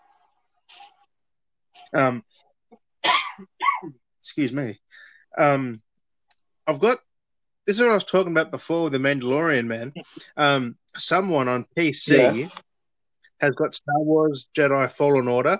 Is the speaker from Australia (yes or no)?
yes; Australia